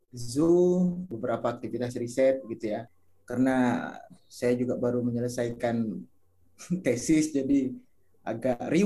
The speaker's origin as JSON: {"language": "Indonesian", "town": "Tebo", "region": "Jambi", "country": "Indonesia", "tie": "born or raised there", "said": "saya asli dari Talang Mama Simarentihan. Itu satu komunitas masyarakat adat yang ada di Tebo, Jambi, Provinsi Jambi."}